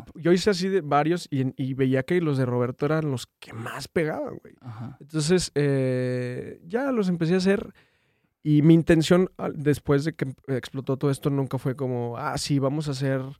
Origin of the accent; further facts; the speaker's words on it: Durango, Mexico; moved away as an adult; now in Monterrey, Mexico; Yo soy de Durango